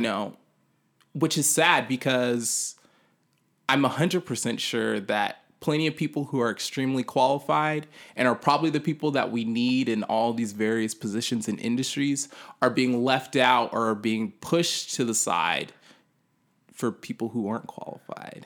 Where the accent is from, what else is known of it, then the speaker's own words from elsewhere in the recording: Sacramento, California, United States; it's my hometown